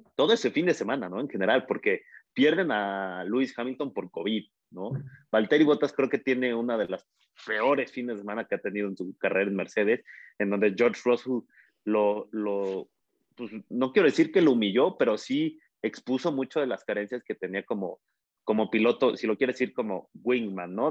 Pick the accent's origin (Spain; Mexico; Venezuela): Mexico; nos emociona a nosotros como aficionados mexicanos